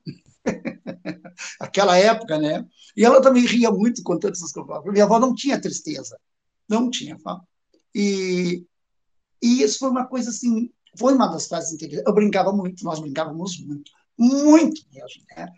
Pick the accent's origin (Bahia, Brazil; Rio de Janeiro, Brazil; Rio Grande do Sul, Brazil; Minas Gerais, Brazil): Rio Grande do Sul, Brazil; Jaguarão; moved away as an adult; now in Pelotas, Brazil; nasci na cidade de Jaguarão